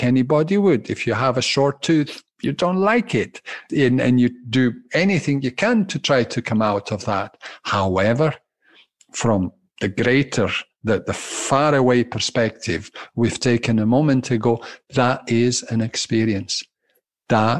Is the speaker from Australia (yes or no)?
no; Glasgow, Scotland, United Kingdom; accent: Italian undertones and Scottish undertones; I'm a Glaswegian Italian